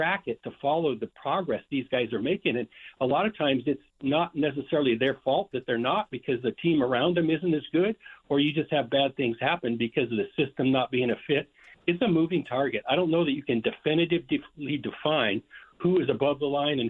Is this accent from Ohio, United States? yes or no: no; Idaho, United States; moved away; also born or lived in Washington / Oregon; I'm born and raised in Idaho and lived in Washington, Oregon